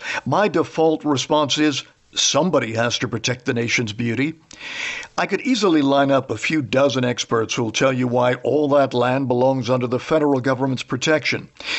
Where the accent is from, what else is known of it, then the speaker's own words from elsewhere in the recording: East Coast, United States; moved away; I'm originally from the East Coast